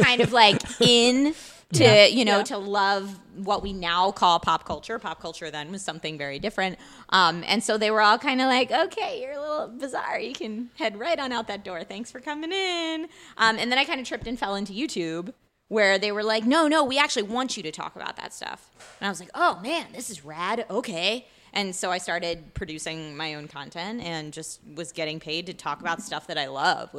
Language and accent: English; Philadelphia, Pennsylvania, United States; accent: Philadelphia; Originally from Philadelphia, and I had a similar experience when I went to theater school. That they were like, "Hey, unless you only ever want to play characters from Philly, we're gonna beat this accent out of you."